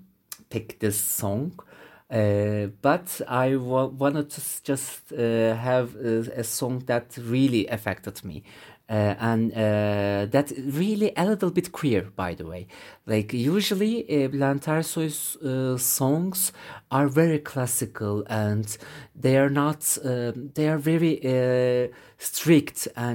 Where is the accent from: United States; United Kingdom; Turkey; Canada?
Turkey; Bursa; English is a second language; I grew up in Bursa, Southern Marmara City, which is very close to the Istanbul, but not Istanbul.